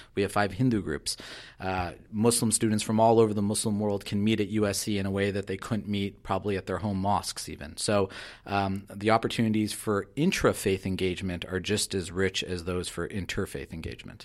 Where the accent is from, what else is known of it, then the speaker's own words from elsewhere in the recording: Southern California, United States; I was very young when we moved to Southern California